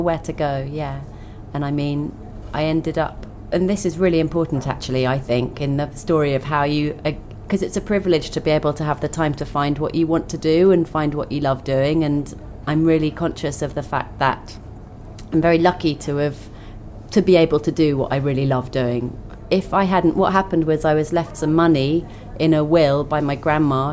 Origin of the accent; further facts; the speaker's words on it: Twickenham, London, United Kingdom; I grew up in Twickenham